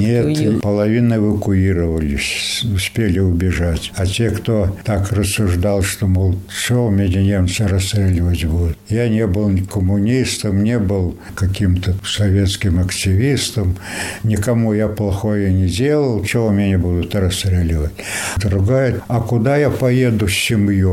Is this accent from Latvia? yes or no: yes; Zilupe, Latgale, Latvia; also born or lived in Sebezh, Russia; Я же прописан, говорю, житель Латвии